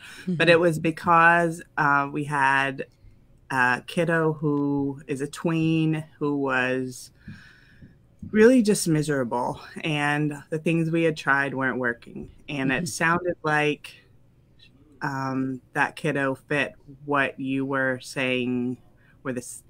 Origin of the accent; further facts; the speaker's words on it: the South, United States; now in Ohio, United States; I'd say we're from the South, but we've lived all over, and we're currently living in Ohio.